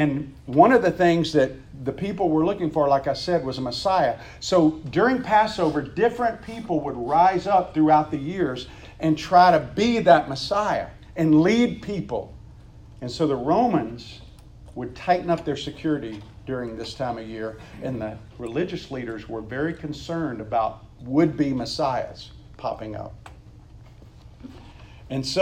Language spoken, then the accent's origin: English; Meridian, Mississippi, United States; my hometown of Meridian, Mississippi, where there's like five floats